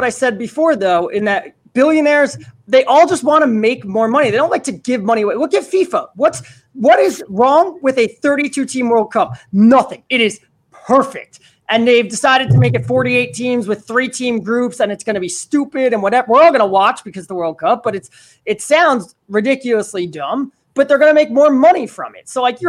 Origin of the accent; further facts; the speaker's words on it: United States; I am American